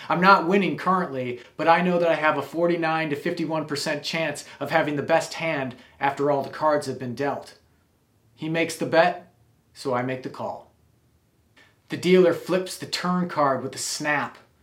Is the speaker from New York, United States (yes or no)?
no; Wisconsin, United States; I grew up in Wisconsin